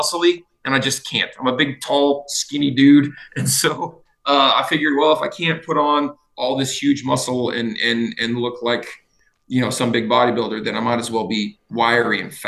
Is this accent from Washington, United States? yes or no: no; Utah, United States; moved away as an adult; also born or lived in Crestview, Florida; now in Idaho, United States; I grew up in Utah. Like middle Utah of Utah, boy. A little bit south of Salt Lake